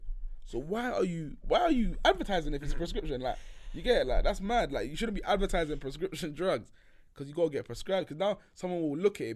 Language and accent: English; London, United Kingdom; I only know London